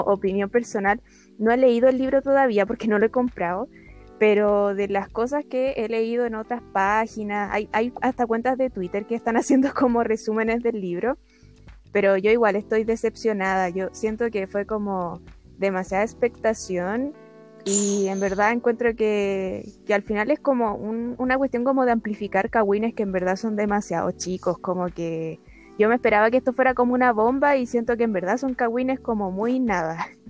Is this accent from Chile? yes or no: yes; Chile; siendo chilena